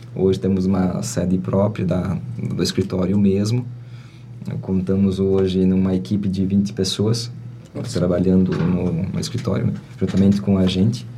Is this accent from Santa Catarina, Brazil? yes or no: yes; Presidente Getúlio, Santa Catarina, Brazil; me criei praticamente no Ribeirão Uru, uma localidade aqui próxima